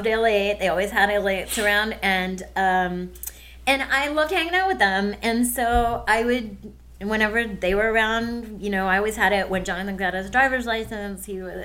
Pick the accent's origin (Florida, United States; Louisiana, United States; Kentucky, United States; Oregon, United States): Kentucky, United States; Morehead; moved away; That Kim Davis, that is my hometown